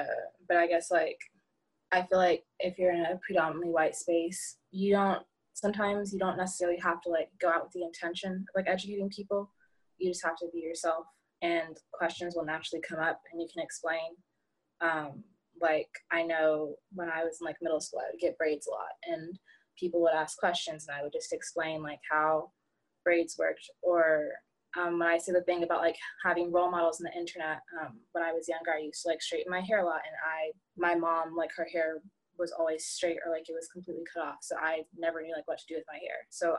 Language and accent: English; North Carolina, United States; born there; Like I was born in North Carolina and all my family lives over there.